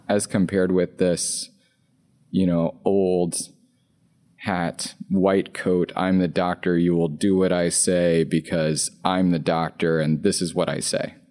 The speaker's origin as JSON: {"language": "English", "region": "Louisiana", "country": "United States", "said": "I'm from Louisiana. So I grew up on McDonald's and Taco Bell"}